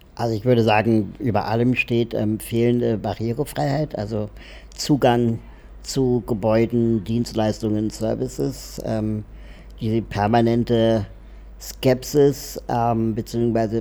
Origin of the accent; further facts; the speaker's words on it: Berlin, Germany; ich bin ähm, in Berlin aufgewachsen